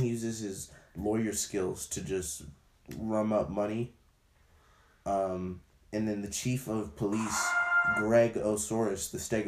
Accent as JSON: {"language": "English", "town": "Wichita Falls", "region": "Texas", "country": "United States", "tie": "born or raised there", "said": "I was born in Wichita Falls. My family's from Nigeria"}